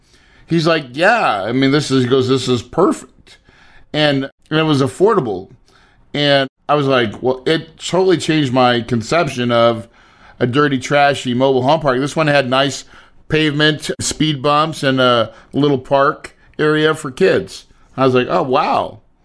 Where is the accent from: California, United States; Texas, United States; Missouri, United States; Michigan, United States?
Missouri, United States; I'm from Missouri, a small town in Missouri